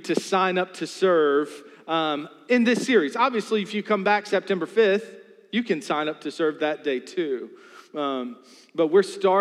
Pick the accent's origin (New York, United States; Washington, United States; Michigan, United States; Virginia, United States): Virginia, United States; New Kent County; I'm from New Kent County